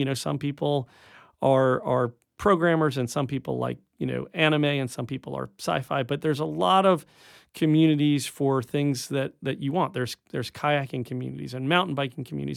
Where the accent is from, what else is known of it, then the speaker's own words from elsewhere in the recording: Rockland County, upstate New York, United States; now in Tallahassee, United States; I grew up in upstate New York